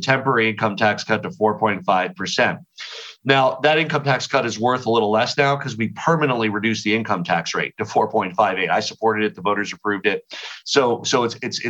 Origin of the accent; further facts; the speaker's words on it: Boulder, Colorado, United States; I was born in Boulder